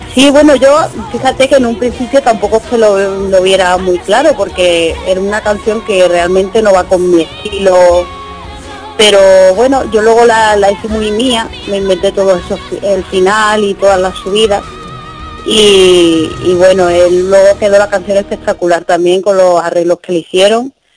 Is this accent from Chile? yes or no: no; Fuengirola, Andalusia, Spain; aquí en Conchirola, mi pueblo